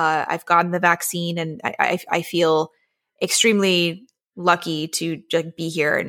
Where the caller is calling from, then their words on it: Washington, District of Columbia, United States; I am in Washington, D.C., right near the Capitol.